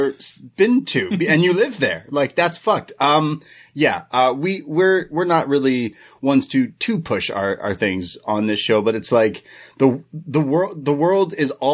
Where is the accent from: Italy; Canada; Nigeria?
Canada; as a Canadian